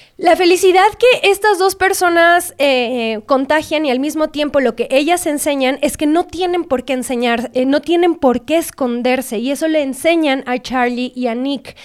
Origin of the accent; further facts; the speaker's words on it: Guadalajara, Jalisco, Mexico; yo soy de Guadalajara, de una sociedad bastante conservadora